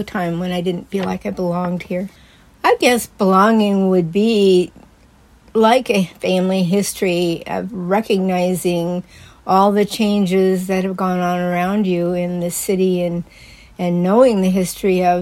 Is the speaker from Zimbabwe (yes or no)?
no; Eugene, Oregon, United States; also born or lived in Cottage Grove, Oregon; growing up in Eugene